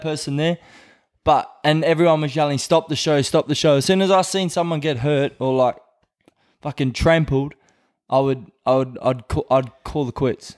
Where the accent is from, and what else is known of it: Brisbane, Queensland, Australia; born or raised there; moved away as an adult; now in Whangarei, New Zealand